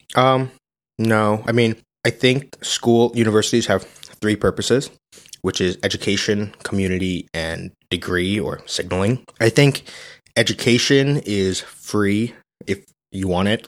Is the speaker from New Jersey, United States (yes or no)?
yes; New Jersey, United States; I grew up in New Jersey